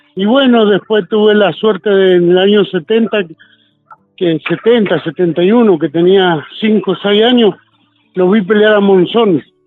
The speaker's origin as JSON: {"language": "Spanish", "town": "San Francisco Solano", "region": "Buenos Aires Province", "country": "Argentina", "tie": "born or raised there", "also_born_or_lived": "Corrientes Province / Florencio Varela", "said": "yo tenía tres años cuando me trajeron a Buenos Aires, acá a San Francisco Solano"}